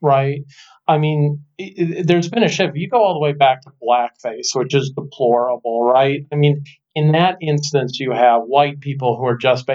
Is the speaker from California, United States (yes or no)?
yes; Southern California, United States; I grew up in Southern California.